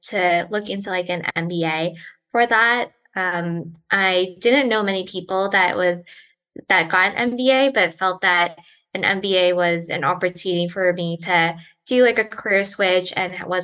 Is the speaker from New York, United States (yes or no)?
yes; New York City, New York, United States; moved away as an adult; now in Charlottesville, United States; So I grew up in New York City, born and raised in Brooklyn, and have lived in New York City my entire life.